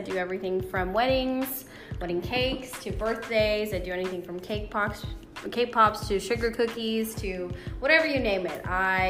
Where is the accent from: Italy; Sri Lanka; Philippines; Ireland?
Sri Lanka; English is a second language; also born or lived in Dubai / Toronto; now in Georgia, United States; Yeah, then moved to Toronto. I'm a Canadian citizen, and I moved to Georgia in 06, so I've been all around the world, and I am a Sri Lankan person.